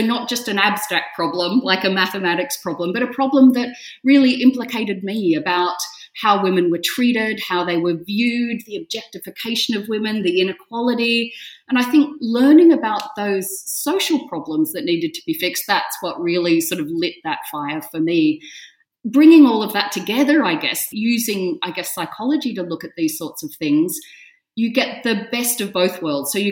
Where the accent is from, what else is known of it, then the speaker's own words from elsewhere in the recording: Australia; So as an Australian to live in something with such history and such heritage